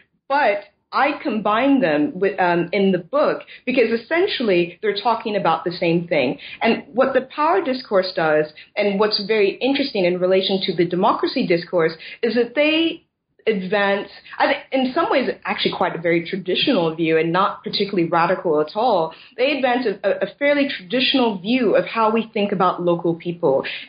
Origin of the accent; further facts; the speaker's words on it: United States; now in Scotland; living in Britain and Scotland in particular has been a real education for me about, in terms of, because I'm originally from the States